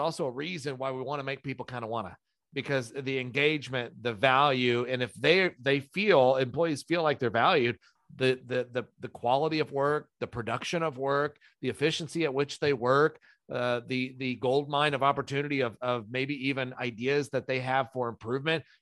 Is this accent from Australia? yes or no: no; England, United Kingdom; I'm I'm a, I'm an English person.